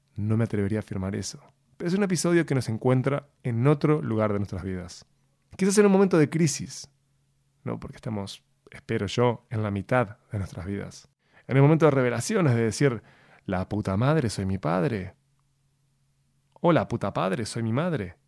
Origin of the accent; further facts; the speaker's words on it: Uruguay; soy el único uruguayo que no toma mate.